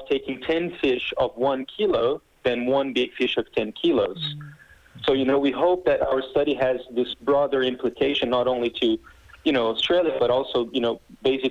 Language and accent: English; Brazil; first language Portuguese; English is a second language; I'm native from Brazil, so I speak Portuguese